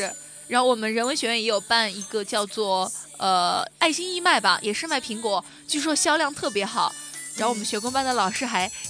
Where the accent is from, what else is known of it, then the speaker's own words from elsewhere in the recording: China; 我们中国人